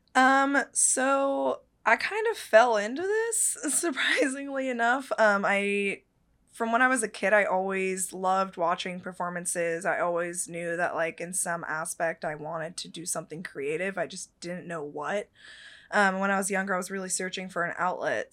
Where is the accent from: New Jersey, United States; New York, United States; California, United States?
California, United States; Petaluma; Petaluma, California, out in the Bay Area, um, and that's actually the town I grew up in.